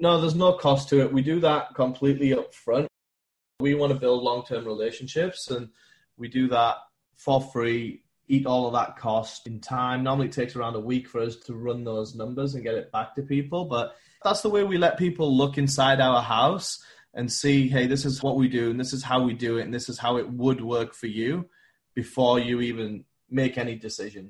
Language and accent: English; England, United Kingdom; moved away as an adult; now in United States; born and raised in England. I moved out to America with a big Fortune 500 company